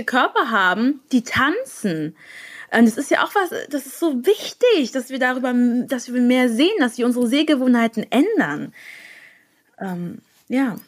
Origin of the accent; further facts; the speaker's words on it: near Frankfurt, Hesse, Germany; ich komme aus der Nähe von Frankfurt